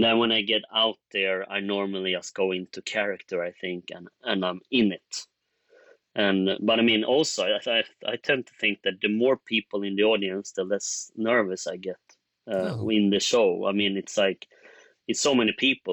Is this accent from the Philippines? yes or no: no; Sweden; we're in Sweden, we're from Sweden